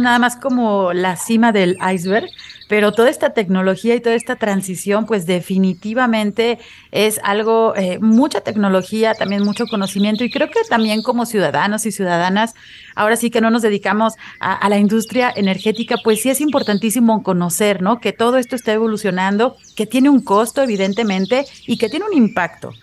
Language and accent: Spanish; Mexico